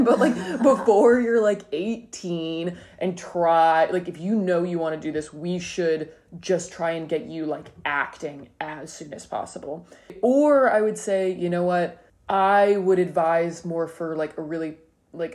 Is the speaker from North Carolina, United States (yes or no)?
no; Nashville, Tennessee, United States; moved away as an adult; also born or lived in Pittsburgh; now in Brooklyn, United States; I am from Nashville, Tennessee. I wasn't born there, but I was there from like 3 to 18